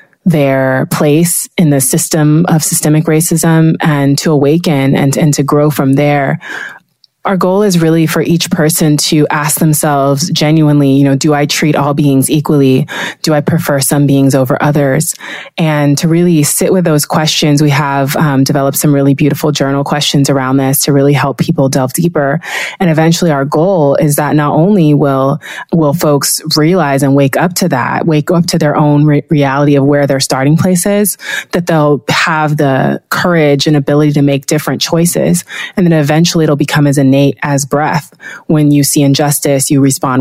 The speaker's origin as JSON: {"language": "English", "town": "Los Angeles", "region": "California", "country": "United States", "tie": "born or raised there", "first_language": "Spanish and English", "said": "I grew up in West LA in the 90s and the 2000s"}